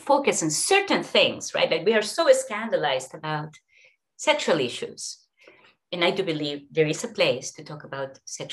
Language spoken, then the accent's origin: English; Peru; moved away; as well as in my own current country, as well as in my home country of Peru